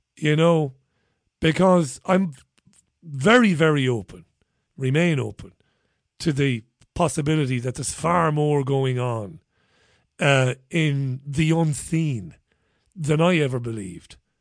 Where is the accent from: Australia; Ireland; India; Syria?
Ireland; Waterford, Munster; So I grew up in Waterford